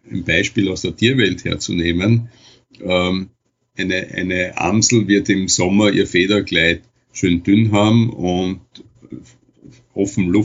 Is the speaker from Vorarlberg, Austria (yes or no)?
no; Vienna, Austria; und ich komme ja aus Wien